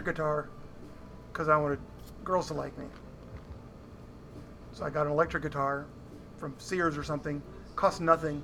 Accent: Danforth, Illinois, United States; also born or lived in Chicago area; I went to school in this little tiny town, 400 people, Danforth, Illinois. And I'm from Illinois, from Chicago area.

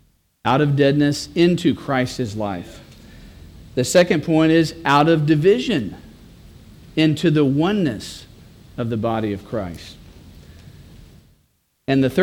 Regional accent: Texas, United States; I'm a Texan

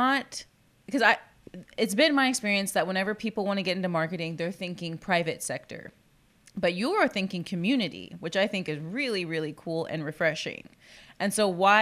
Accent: Corpus Christi, Texas, United States; a native Corpus Christian

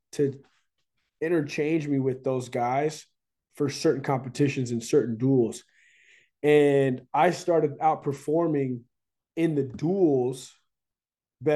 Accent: North Carolina, United States; me coming from the state of North Carolina

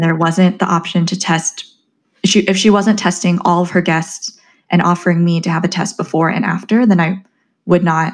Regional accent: Southern California, United States; moved away; also born or lived in New York / Chicago; I'm originally from Southern California

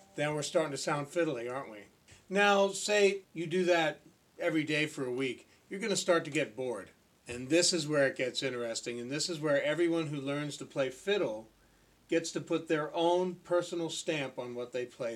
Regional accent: Ontario, Canada; I grew up in Ontario, Canada

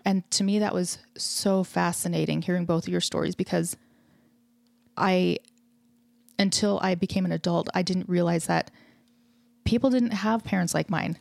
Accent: Canada; I grew up in Canada

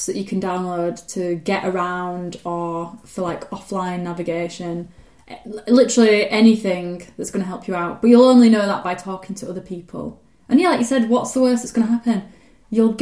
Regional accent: United Kingdom

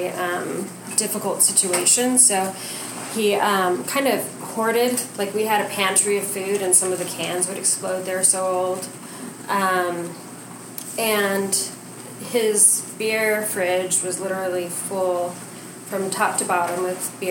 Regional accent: New Mexico, United States; I grew up in New Mexico

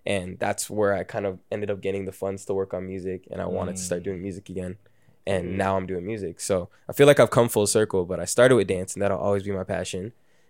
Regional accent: Brampton, Ontario, Canada; also born or lived in Toronto / Mississauga; I was born in Toronto, grew up in Brampton, and then I moved to Mississauga with my mom around like age 10. So I always kind of went between Brampton and Sauga

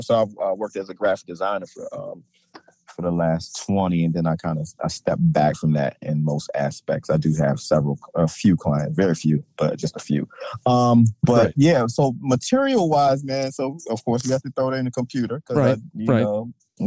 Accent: Baltimore County, Maryland, United States; I'm from Baltimore County, like right outside Baltimore City, a little area called like Parkville, Kearney, Towson, that whole little area

